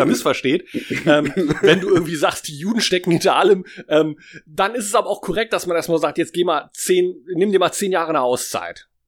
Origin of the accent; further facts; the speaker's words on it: Germany; Ähm, wir sind mit der großen ersten Manga-Welle aufgewachsen in Deutschland